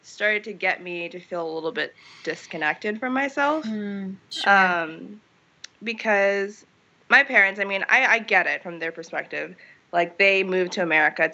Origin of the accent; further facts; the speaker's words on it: Columbus, Ohio, United States; I was born in Columbus, Ohio